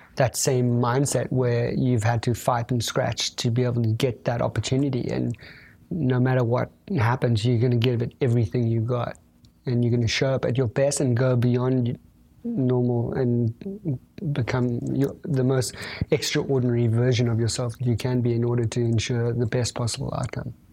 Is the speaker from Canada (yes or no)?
no; South Africa; being South African